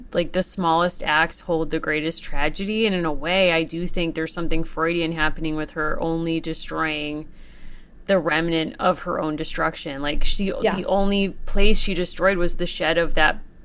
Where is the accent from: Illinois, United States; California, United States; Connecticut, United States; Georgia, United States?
Connecticut, United States; I'm from Connecticut